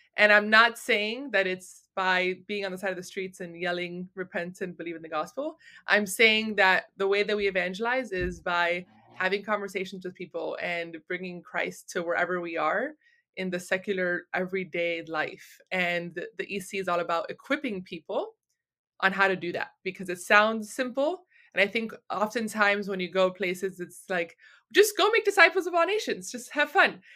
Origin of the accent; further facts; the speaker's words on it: Miami, Florida, United States; I was born and raised in Miami